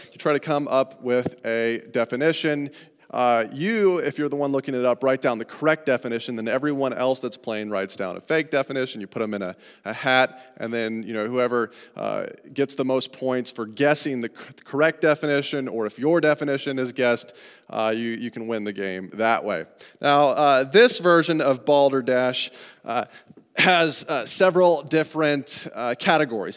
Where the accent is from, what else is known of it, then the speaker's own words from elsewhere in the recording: Colorado, United States; growing up in Colorado